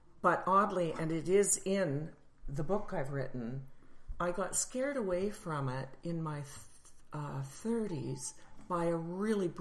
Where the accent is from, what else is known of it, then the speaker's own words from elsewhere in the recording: Calgary, Alberta, Canada; I'm from Calgary